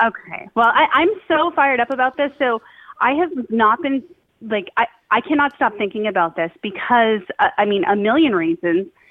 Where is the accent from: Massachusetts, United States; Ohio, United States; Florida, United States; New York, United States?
Massachusetts, United States; Somerville; now in Winchester, United States; I grew up in Somerville